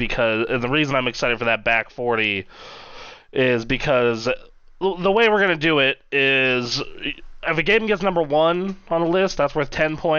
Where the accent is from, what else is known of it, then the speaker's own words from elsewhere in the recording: United States; We're all dumb Americans